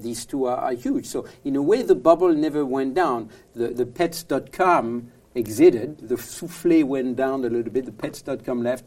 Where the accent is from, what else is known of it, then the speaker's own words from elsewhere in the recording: France; accent: French; English is a second language; moved away as an adult; now in San Francisco, United States; I'm from France originally, as you can tell from my accent. I live in San Francisco